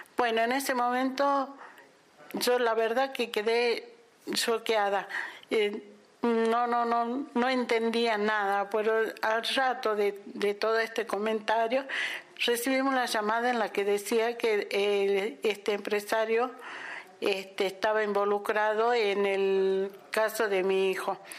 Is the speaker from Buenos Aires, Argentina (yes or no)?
no; Salta, Argentina; de la ciudad de Salta